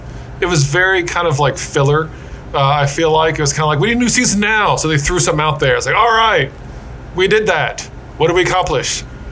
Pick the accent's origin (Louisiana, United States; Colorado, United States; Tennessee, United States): Louisiana, United States; moved away; I'm from Louisiana originally?